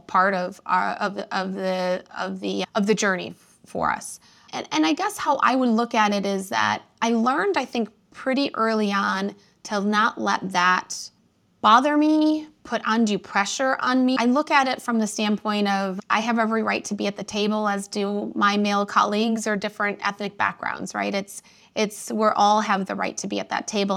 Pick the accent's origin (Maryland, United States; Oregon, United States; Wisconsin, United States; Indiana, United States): Indiana, United States; moved away as an adult; now in Chicago, United States; I was raised about an hour outside of Chicago in a small town in Indiana, right on Lake Michigan